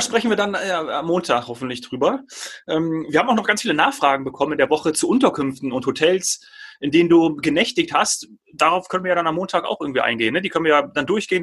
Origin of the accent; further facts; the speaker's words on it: Germany; hier bei uns in Deutschland